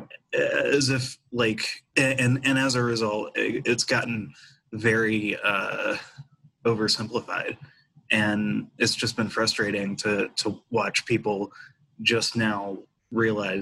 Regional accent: West Virginia, United States; I grew up in West Virginia.

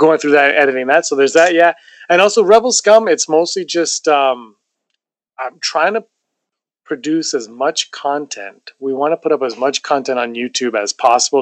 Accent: Toronto, Ontario, Canada; Toronto, my hometown.

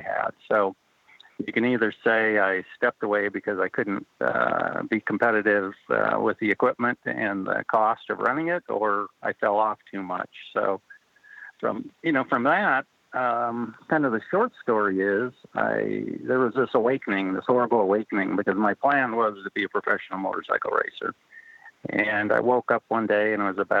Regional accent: North Dakota, United States; I grew up in North Dakota

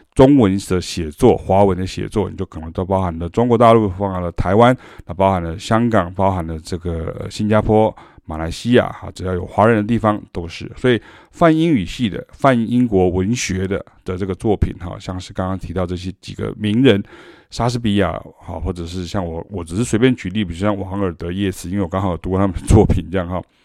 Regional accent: Taiwan; 因为我们是台湾人

